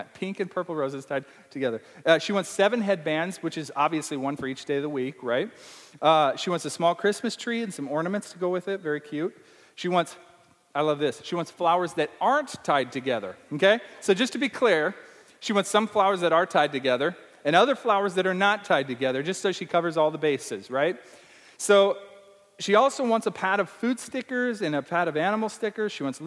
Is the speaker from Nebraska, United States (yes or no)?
yes; Nebraska, United States; accent: Nebraska; This is my Nebraska accent.